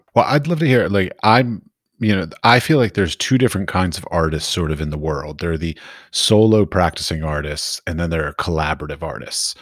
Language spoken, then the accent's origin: English; Arlington, Virginia, United States; moved away as an adult; also born or lived in Middle East; now in Europe; When I grew up in Arlington, Virginia, just outside of D C